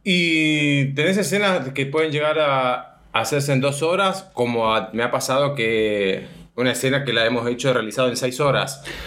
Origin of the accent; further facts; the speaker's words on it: San Rafael, Mendoza, Argentina; yo nací en San Rafael, Mendoza, en Argentina